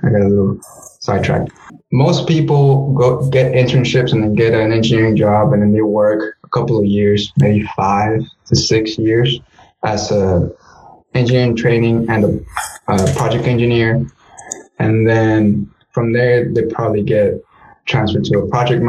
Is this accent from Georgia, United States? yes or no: no; Navasota, Texas, United States; also born or lived in Guanajuato, Mexico; in my hometown in Navasota, Texas